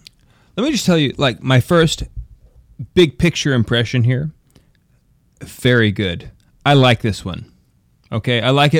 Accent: Ireland; Yes, because I am Irish, and I eat butter.

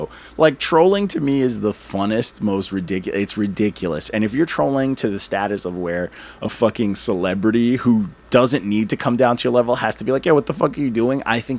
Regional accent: Brooklyn, New York, United States; Yeah. I'm from New York City. I'm from Brooklyn. Bed-Stuy.

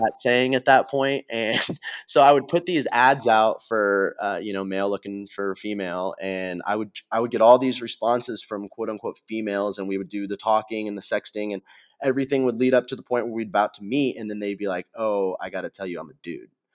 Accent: Missouri, United States; growing up in Missouri, we used to jump in the, into the quarry

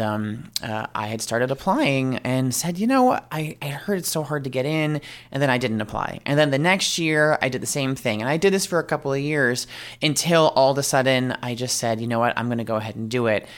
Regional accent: New York, United States; I am originally from New York

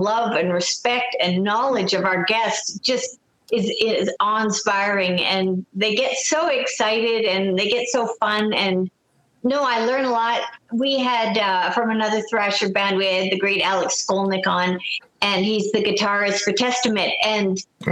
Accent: Canada; I'm a Canadian

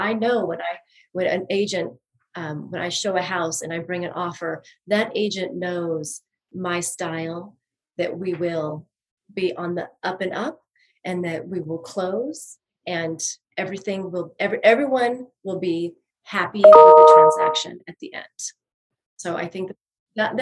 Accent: Oregon, United States; moved away as an adult; also born or lived in Boulder, Colorado / Superior, Colorado; now in Denver, United States; I grew up on a farm in Oregon

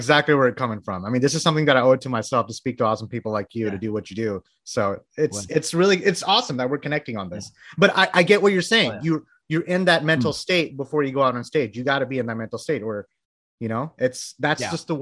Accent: Bangladesh; now in United States; I'm from Bangladesh, by the way. So I moved here into the States in like the early 90s

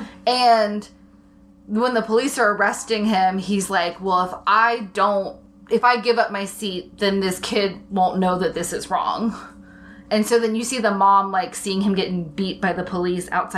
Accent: Alabama, United States; born or raised there

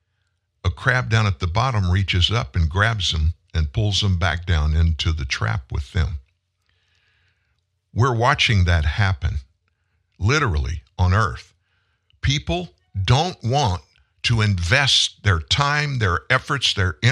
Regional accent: South Louisiana, United States; I'm from South Louisiana, grew up fishing, hunting, spent a lot of time, great amount of my time out in the water, in the swamps and stuff in South Louisiana

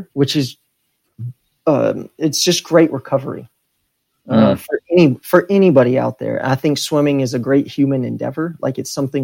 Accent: Texas, United States; I grew up in Texas

